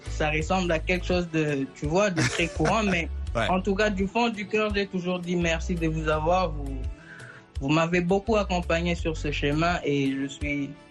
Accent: North Kivu, DR Congo; Vous savez, chez nous, chez nous, à, chez nous au Nord Kivu, c'est quand même pas bien de le dire ainsi, mais c'est une vérité.

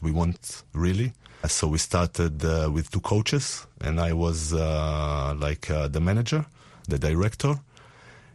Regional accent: Tel Aviv, Tel Aviv District, Israel; I come from Tel Aviv, Israel.

